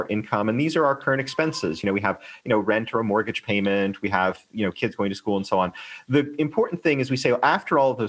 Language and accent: English; United States; now in Hong Kong; I'm American